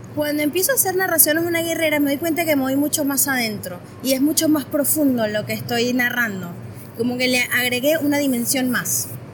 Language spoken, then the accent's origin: Spanish; Venezuela; moved away as an adult; also born or lived in Caracas / Buenos Aires Province, Argentina; now in Argentina; yo soy de Venezuela